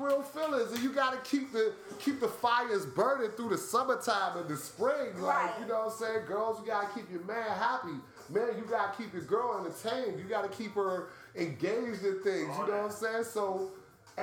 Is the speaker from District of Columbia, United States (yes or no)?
yes; Washington, District of Columbia, United States; I'm from D.C.